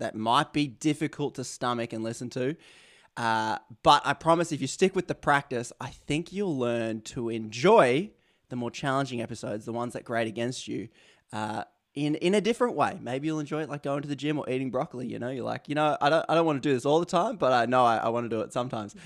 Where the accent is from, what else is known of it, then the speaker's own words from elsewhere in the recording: Australia; accent: Aussie; my Aussie accent